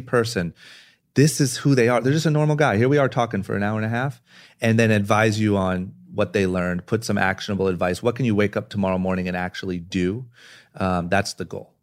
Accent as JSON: {"language": "English", "town": "Akron", "region": "Ohio", "country": "United States", "tie": "born or raised there", "said": "growing up in Akron, Ohio"}